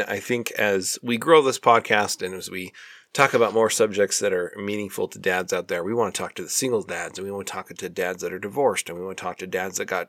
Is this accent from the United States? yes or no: yes; Minnesota, United States; I'm from Minnesota.